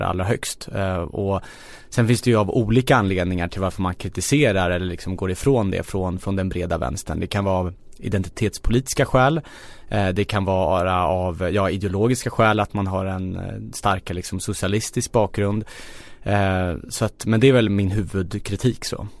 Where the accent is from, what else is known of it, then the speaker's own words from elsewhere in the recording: Stockholm, Stockholm County, Sweden; jag är född och uppvuxen i Kista